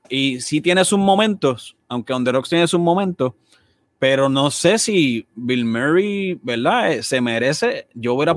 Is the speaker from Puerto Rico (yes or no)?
yes; Puerto Rico; fútbol no es un deporte que nosotros crecimos viendo en Puerto Rico